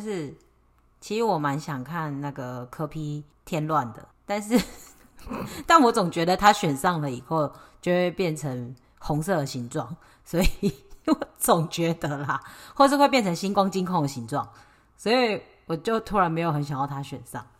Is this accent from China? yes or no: no; Taiwan; 我们台湾人不是白人